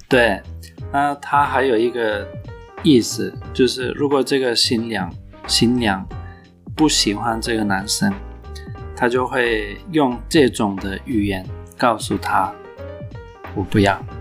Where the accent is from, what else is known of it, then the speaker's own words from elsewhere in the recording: Turkey; Chinese is a second language; now in Taiwan; 我们土耳其人比较喜欢吃羊肉